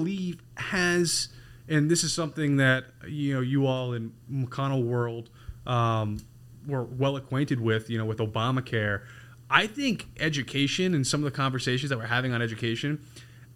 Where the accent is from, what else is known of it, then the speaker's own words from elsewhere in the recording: Massachusetts, United States; I grew up in Massachusetts